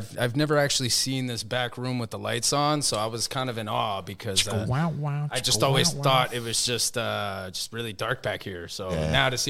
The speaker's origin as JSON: {"language": "English", "town": "Union City", "region": "New Jersey", "country": "United States", "first_language": "Spanish", "second_language": "English", "lives_now": "Weehawken, United States", "said": "I'm from Weehawken, originally from Union City, but I've been living in Weehawken now for about 10 or 11 years."}